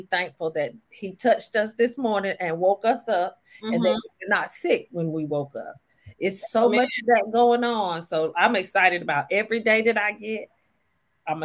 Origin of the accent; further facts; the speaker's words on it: Clayton, North Carolina, United States; also born or lived in Washington, D.C.; I was born in Washington, D.C., but I lived in Clayton because that's where my parents migrated from before they got to D.C. It's a little town 15 minutes outside of Raleigh